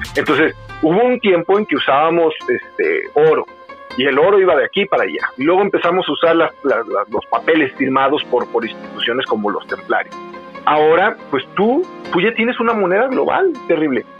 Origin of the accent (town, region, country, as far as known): Mexico; now in Guadalajara, Mexico